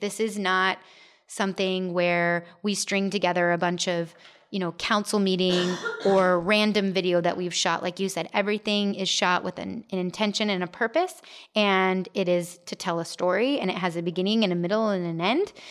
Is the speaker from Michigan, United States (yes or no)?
no; Gilbert, Arizona, United States; I grew up in Gilbert, but then moved away